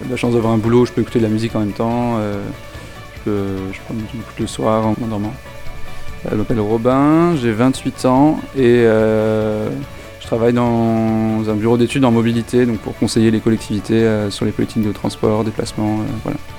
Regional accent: Toulouse, Occitania, France; Bah, je viens de Toulouse, donc non, je, je t'ai jamais venu ici.

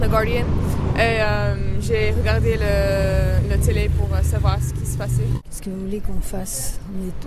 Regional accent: Lebanon; Je suis libanaise. Euh, la veille, il y a eu l'attentat au Liban, donc. c'est malheureux à dire, mais pour moi, libanaise, je suis un peu anesthésiée à tout ça

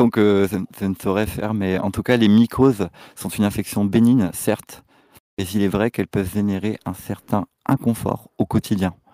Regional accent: Dieppe, Normandy, France; nous avons grandi ensemble à Dieppe

